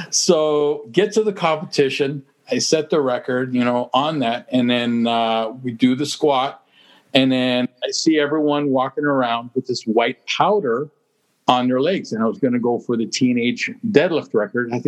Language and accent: English; Kelowna, British Columbia, Canada; moved away as an adult; now in Toronto, Canada; I'm from Kelowna